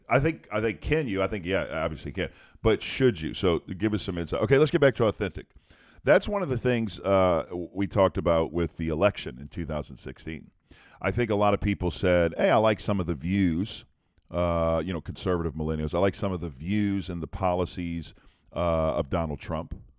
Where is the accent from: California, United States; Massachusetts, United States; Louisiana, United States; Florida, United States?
Louisiana, United States; I'm from Louisiana.